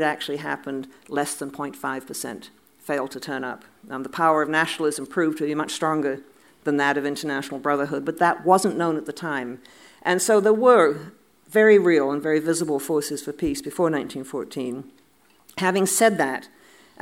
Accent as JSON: {"language": "English", "country": "Canada", "said": "as I speak as a Canadian"}